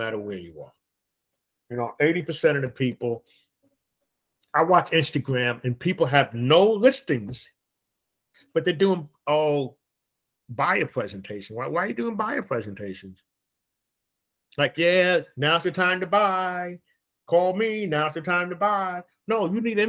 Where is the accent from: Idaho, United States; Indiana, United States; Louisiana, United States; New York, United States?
New York, United States; I speak from New York. I'm a New Yorker.